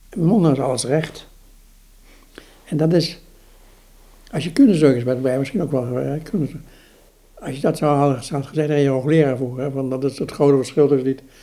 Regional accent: Eindhoven, North Brabant, Netherlands; ik ben opgegroeid in Eindhoven

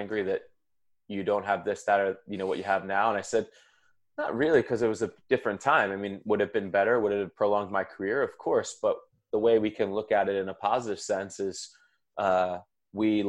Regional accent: Philadelphia, Pennsylvania, United States; I love my hometown

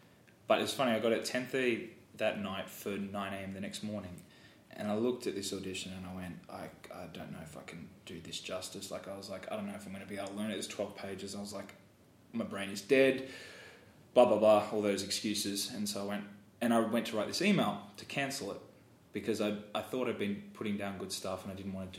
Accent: Australia; Americans, you use your mouth so well. Australians are very lazy.

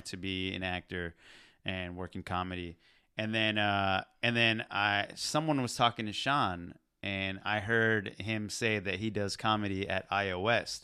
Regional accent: Pakistan; I'm Pakistani

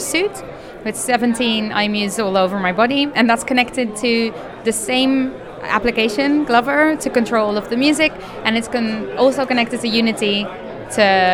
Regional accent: Netherlands; I'm a musician from the Netherlands

